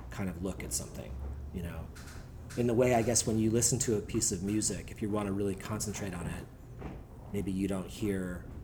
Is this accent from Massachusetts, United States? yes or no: yes; Cambridge, Massachusetts, United States; I grew up in Cambridge in Massachusetts